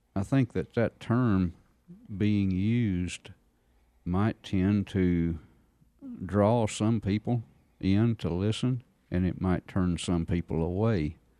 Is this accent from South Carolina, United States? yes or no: no; Seymour, Texas, United States; finished high school in a little town of about three thousand, uh, Seymour, Texas.